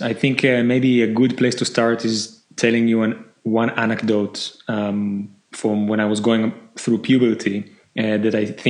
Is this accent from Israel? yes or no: yes; Israel; I grew up in Israel.